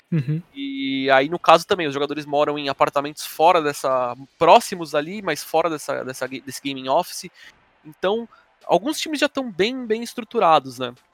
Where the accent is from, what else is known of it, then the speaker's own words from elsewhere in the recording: São Paulo, Brazil; eu sou da Vila Carrão